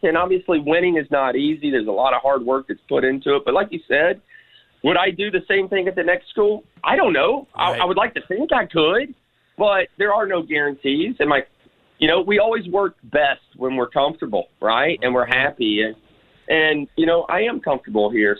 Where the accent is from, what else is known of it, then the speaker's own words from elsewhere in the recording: Memphis, Tennessee, United States; I am a Memphian, right? I grew up here in Memphis. I was born here, grew up here